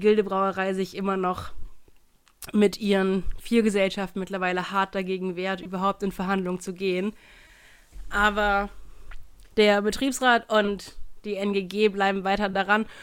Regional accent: Hannover, Lower Saxony, Germany; moved away; also born or lived in Cologne; mein Bier aus meiner Heimatstadt

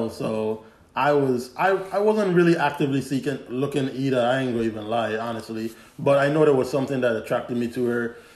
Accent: Glen, U.S. Virgin Islands; so yeah, we grew up in Glen. Uh, literally, if you if you're in the Virgin Islands and you know Glen, the basketball court I lived on one side of the basketball court.

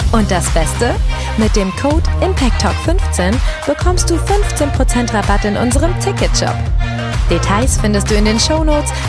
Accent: Baden-Württemberg, Germany; gehe ich wieder in die lokalen Fragen zurück als Schwäbin

